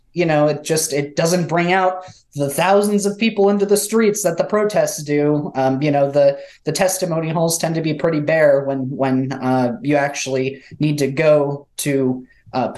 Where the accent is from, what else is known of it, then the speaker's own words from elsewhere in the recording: California, United States; now in New Hampshire, United States; as a Californian